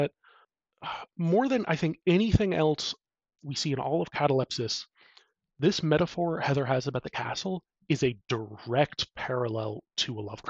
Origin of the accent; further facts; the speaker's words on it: United States; I'm an American